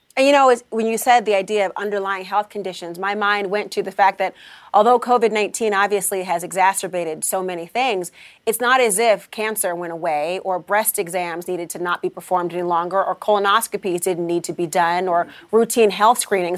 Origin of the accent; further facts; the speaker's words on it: Minnesota, United States; I'm from Minnesota